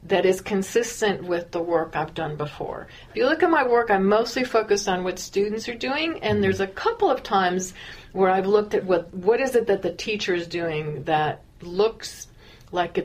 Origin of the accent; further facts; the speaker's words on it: California, United States; I'm from California, which I am